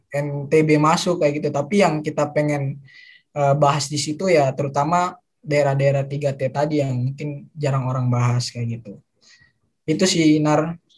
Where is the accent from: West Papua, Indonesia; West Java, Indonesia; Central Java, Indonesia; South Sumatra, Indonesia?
West Papua, Indonesia; Manokwari; moved away as an adult; now in Yogyakarta, Indonesia; Dulu aku dari kecil dari lahir di Manokwari, Papua Barat